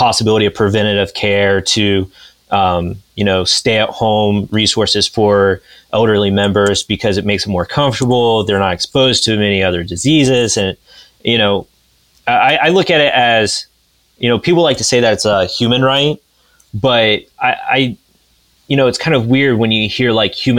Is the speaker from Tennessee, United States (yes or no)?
no; Pickaway County, Ohio, United States; moved away as an adult; also born or lived in Athens, Ohio / Franklin County, Ohio; I'm from Pickaway, went to school in Athens, you know, and now I live up here in Franklin